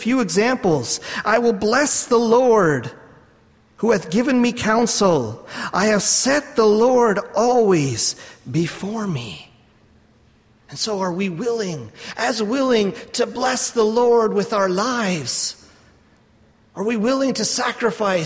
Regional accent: Canada; I'm from Canada.

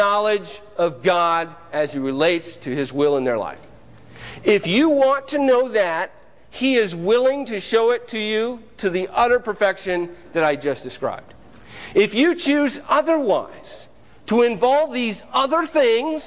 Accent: Mansfield, Ohio, United States; moved away as an adult; I was born and raised in Mansfield, Ohio, and really lived there all my life, up until May of last year

